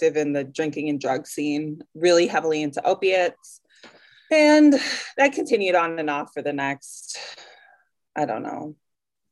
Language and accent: English; Wisconsin, United States; moved away as an adult; also born or lived in Bozeman, Montana / Tucson, Arizona; This is where I grew up. I grew up in Wisconsin